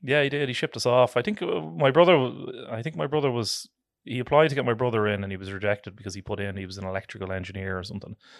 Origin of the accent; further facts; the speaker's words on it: Dublin, Leinster, Ireland; I am born and reared in Tala, uh, originally